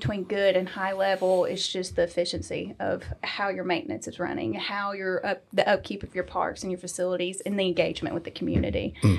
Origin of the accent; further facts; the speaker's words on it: Cartersville, Georgia, United States; I grew up in Cartersville, went to college at Jacksonville State University.